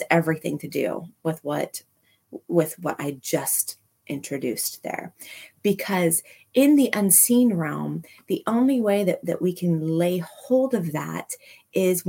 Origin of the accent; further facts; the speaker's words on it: Manhattan, Kansas, United States; I grew up in Manhattan, one block south of Points, that is right across the street from City Park in Manhattan